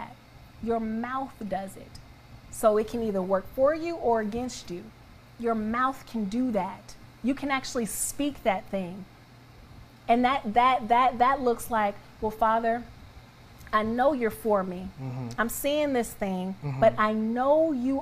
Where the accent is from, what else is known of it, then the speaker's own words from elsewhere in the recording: Atlanta, Georgia, United States; I grew up in the outskirts of Atlanta.